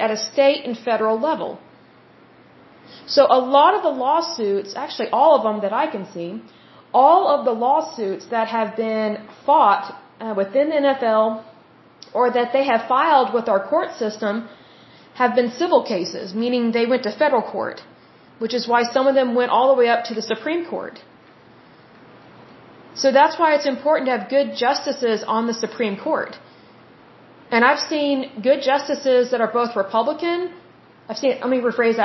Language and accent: English; United States; I am an American and I live in America, I have American citizenship